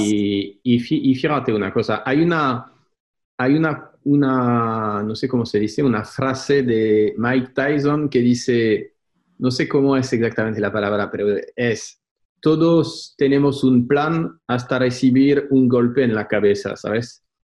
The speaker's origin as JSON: {"language": "Spanish", "country": "France", "second_language": "Spanish", "moved": "yes", "lives_now": "Spain", "said": "soy francés viviendo en España"}